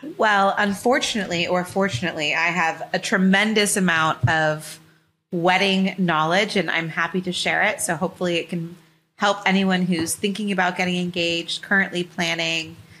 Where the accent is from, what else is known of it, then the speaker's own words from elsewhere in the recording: Los Angeles, California, United States; grew up in L A, when to U S C, fight on. So born and raised in Southern California